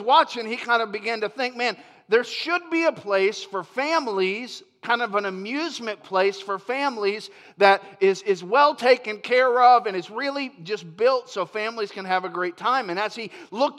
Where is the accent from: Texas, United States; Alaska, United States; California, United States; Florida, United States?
Florida, United States; near Orlando; moved away; I grew up in Florida, and so where I grew up, and where Chris Dowdy grew up, and some of us that moved from Florida, we grew up kind of in the shadows of Orlando